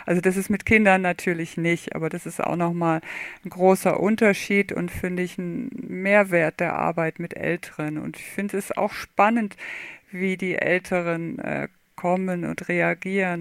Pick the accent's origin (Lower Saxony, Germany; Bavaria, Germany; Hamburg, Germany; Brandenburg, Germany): Lower Saxony, Germany; Oldenburg; moved away as an adult; now in Stuttgart, Germany; ich bin aufgewachsen in Oldenburg, Niedersachsen